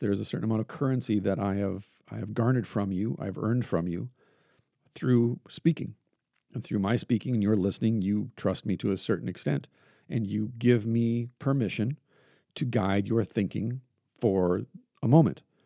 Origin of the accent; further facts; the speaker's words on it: Iron Range, North Central Minnesota, United States; where I grew up at, the people I grew up amongst in North Central Minnesota and on the Iron Range of Minnesota